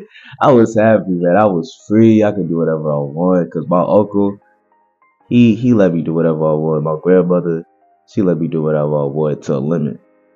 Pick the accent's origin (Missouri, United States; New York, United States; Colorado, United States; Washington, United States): New York, United States; now in Virginia, United States; So I'm 18. And I'm originally from New York. Now, I went from New York, I came down to Virginia, went back to New York, and now I'm back in Virginia.